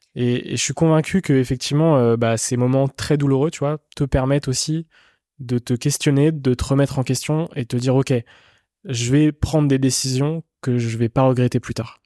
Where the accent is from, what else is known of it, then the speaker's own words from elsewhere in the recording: Rennes, Brittany, France; je viens de, de Rennes, en Bretagne.